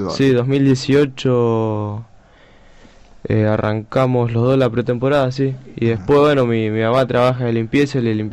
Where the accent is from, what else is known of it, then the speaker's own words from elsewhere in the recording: Rosario, Santa Fe, Argentina; En Rosario, en el Hospital Roque San Peña